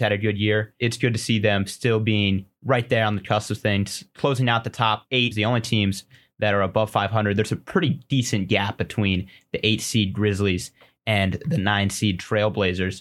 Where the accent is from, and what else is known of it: Colorado, United States